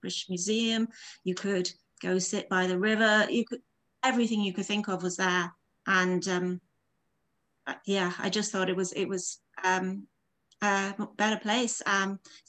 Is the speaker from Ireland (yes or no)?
yes; Galway, Connacht, Ireland; born or raised there; accent: dual accent; moved away as an adult; also born or lived in West London / Essex / London; now in Galway, Ireland